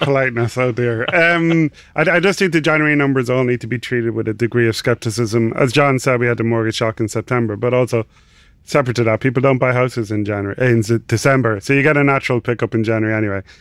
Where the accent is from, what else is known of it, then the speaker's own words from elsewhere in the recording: Ireland; accent: Irish; also born or lived in Dublin; I'm Irish, uh, obviously from the accent